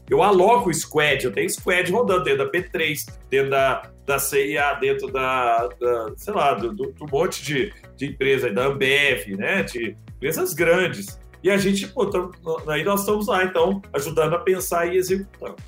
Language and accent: Portuguese; Brazil; nós brasileiros